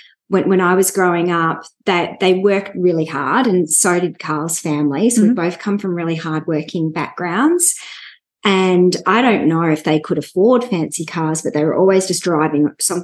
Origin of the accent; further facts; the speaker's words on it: Melbourne, Victoria, Australia; also born or lived in Sydney; I'm from Melbourne